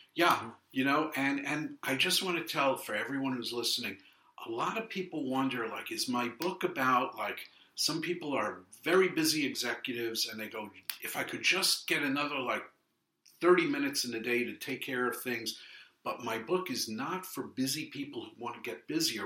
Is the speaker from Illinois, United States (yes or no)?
no; New York City, New York, United States; also born or lived in London, United Kingdom / San Francisco, United States; I'm Brooklyn born and raised. I was raised in Flatbush